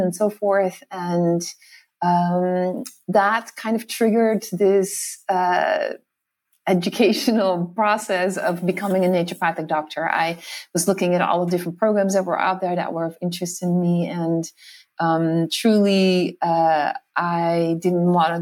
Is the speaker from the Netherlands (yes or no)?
yes; Netherlands; moved away as an adult; also born or lived in New York City, United States; I grew up in the Netherlands. I'm Dutch and I lived there for my first 21 years